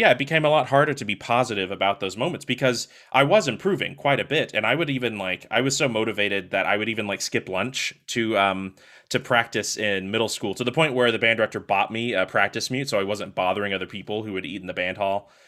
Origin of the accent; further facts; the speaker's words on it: Longview, Texas, United States; moved away; I was born in Longview, Texas, um, which, if you don't know where that is, it's about two hours to the east of Dallas, Texas